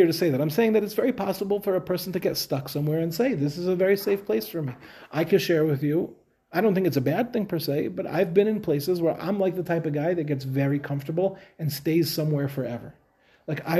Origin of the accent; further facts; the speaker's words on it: Five Towns, New York, United States; moved away as an adult; also born or lived in Queens, New York; now in Israel; we grew up in the Five Towns